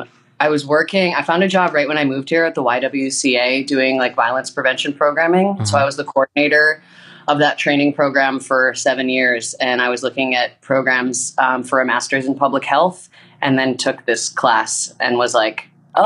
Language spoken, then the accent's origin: English; Boston, Massachusetts, United States; moved away as an adult; now in Chicago, United States; Boston gal.